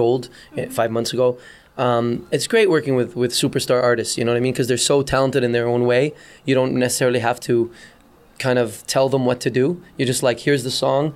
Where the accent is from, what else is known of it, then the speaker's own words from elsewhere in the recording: Dubai, United Arab Emirates; moved away as an adult; also born or lived in Beirut, Lebanon; now in Canada; I was born in Beirut, Lebanon, moved to Dubai, grew up in Dubai, became a DJ in Dubai, and then came to Canada in 1995